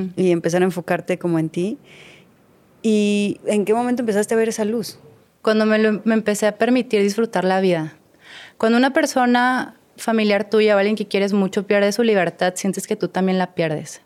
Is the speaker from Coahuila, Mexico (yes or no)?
yes; Torreón, Coahuila, Mexico; moved away as an adult; also born or lived in Mexico City; now in Mazatlán, Mexico; yo no soy de Mazatlán, yo soy de Torreón. No tengo siete años viviendo en Mazatlán